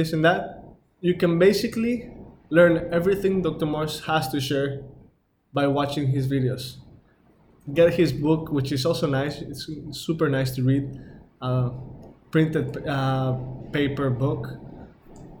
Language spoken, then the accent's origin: English; Mexico; I'm from Mexico